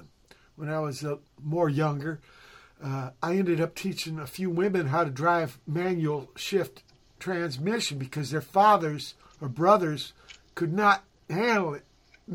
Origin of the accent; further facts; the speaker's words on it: San Pedro, California, United States; She went to the same high school I did here in Pedro, maybe a year or two behind me.